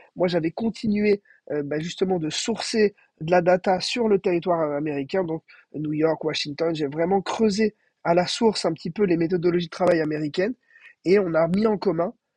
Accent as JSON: {"language": "French", "town": "Brest", "region": "Brittany", "country": "France", "tie": "born or raised there", "also_born_or_lived": "Cannes", "moved": "yes", "said": "On est né à Cannes, mais on a grandi à Brest"}